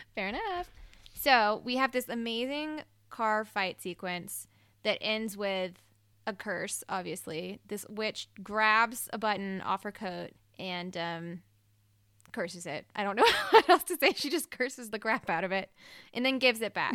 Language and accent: English; Mississippi, United States; I'm from Mississippi, and I grew up maybe forty minutes away from New Orleans